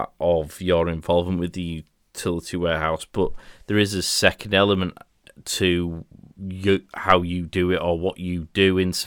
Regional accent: Leeds, Yorkshire and the Humber, United Kingdom; I'm from Leeds, and obviously we think we're better than everyone else

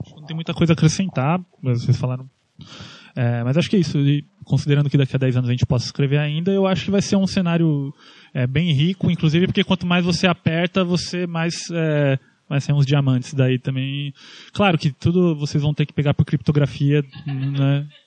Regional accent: Brazil; eu estou falando aqui como brasileiro

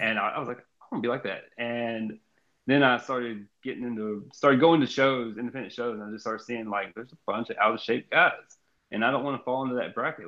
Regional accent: Jasper, Texas, United States; also born or lived in Austin, Texas / Kirbyville, Texas; we moved from Austin to Jasper, Texas and, or Kirbyville, Texas

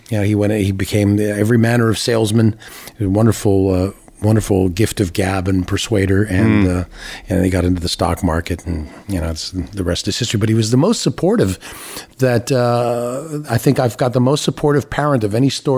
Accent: Timmins, Ontario, Canada; moved away; also born or lived in Toronto, Ontario; I was born in Toronto and immediately moved to Timmins because my father got a job at the TV station there

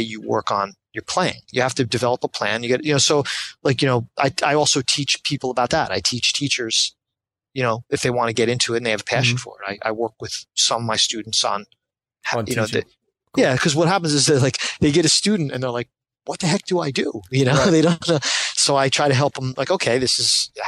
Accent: New Jersey, United States; I grew up, was born and raised in Jersey

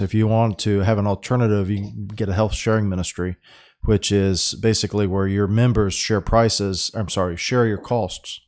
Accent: Florida, United States; we're from Florida or I'm from Florida and you know we're in Florida

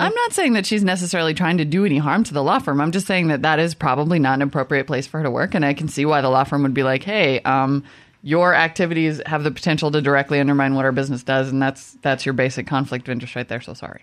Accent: Midwest, United States; I'm from the Midwest.

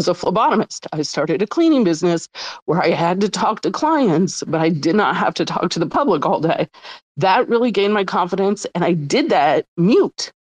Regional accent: New Orleans, Louisiana, United States; I'm from New Orleans, and they have a voodoo flavor and a crawtater flavor that just remind me when I was young and I used to go to concerts in New Orleans

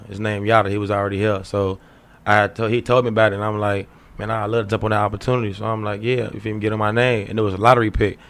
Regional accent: Chicago, Illinois, United States; I've been in the streets all my life. I'm from Roseland area, the hundreds.

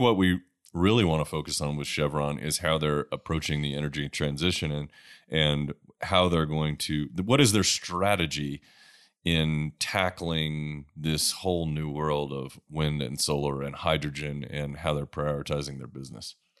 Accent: Sullivan's Island, South Carolina, United States; moved away; I come from South Carolina. Uh, the house I grew up in, uh, on Sullivan's Island

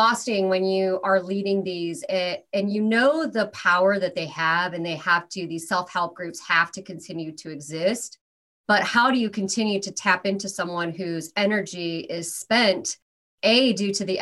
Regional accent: Iowa, United States; first language English; moved away as an adult; now in Los Angeles, United States; I'm originally from Iowa

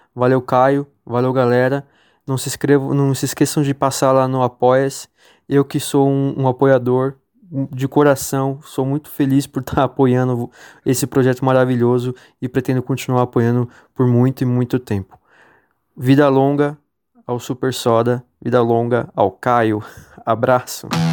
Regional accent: São Bernardo do Campo, São Paulo, Brazil; sou de São Bernardo do Campo, São Paulo

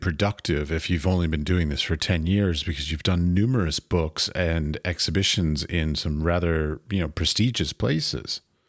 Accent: United States; moved away as an adult; now in Europe; I was raised in America, but I now live in Europe.

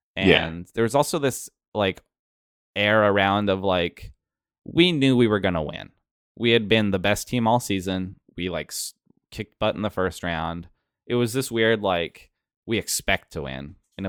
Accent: Pacific Northwest, United States; We're from the Pacific Northwest. So getting to go to the East Coast and see that together was cool.

